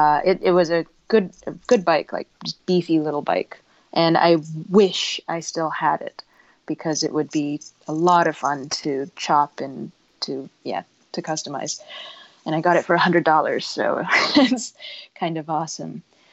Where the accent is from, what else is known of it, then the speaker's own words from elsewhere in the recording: Beijing, China; moved away as an adult; also born or lived in Hong Kong; now in United States; I was born here, but I didn't grow up in the U.S. I grew up in Beijing and Hong Kong. So I came back for college and I didn't really have a very good understanding of the nation that I'm from